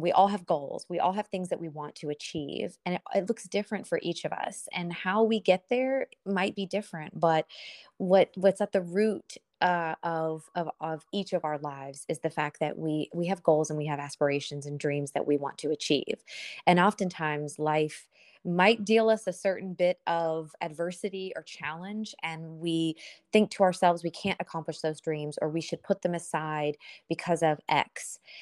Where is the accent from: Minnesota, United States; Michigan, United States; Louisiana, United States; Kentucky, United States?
Kentucky, United States; Lexington; moved away as an adult; now in South Florida, United States; I am originally from Lexington, Kentucky.